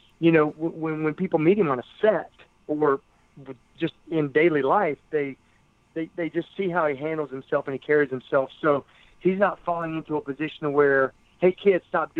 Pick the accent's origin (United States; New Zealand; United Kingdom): United States; West Virginia; my home state of West Virginia.